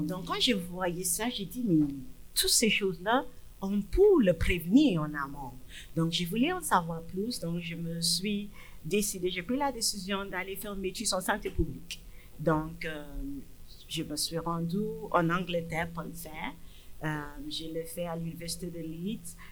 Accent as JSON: {"language": "French", "country": "Nigeria", "also_born_or_lived": "England", "second_language": "French", "moved": "as an adult", "lives_now": "Abitibi-Témiscamingue, Canada", "said": "je suis d'origine du Nigeria"}